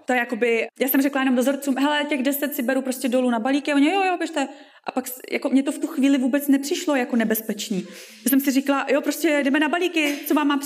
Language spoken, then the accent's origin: Czech; Ústí, Czechia; Já jsem z Ústí, takže mě, mě je dobře vlastně kdekoliv.